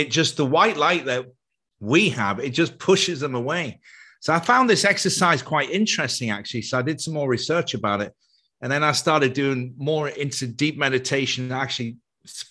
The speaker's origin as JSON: {"language": "English", "country": "Ireland", "tie": "born or raised there", "said": "I grew up in Catholic Ireland"}